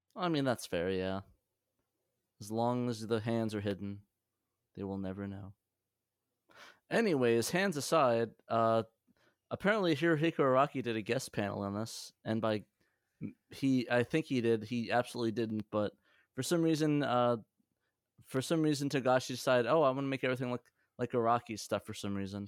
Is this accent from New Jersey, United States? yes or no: yes; Middletown, New Jersey, United States; also born or lived in Union Beach, New Jersey; I grew up in Middletown.